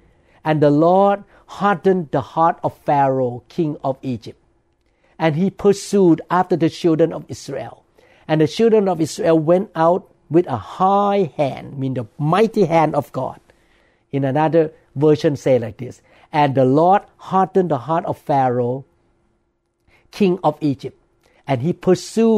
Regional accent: Thailand; moved away as an adult; now in United States; when I grew up in Thailand

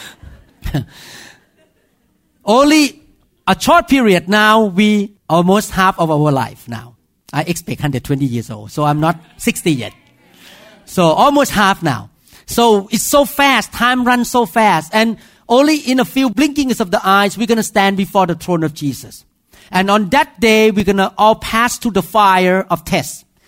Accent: Thailand; accent: Thai; English is a second language; moved away

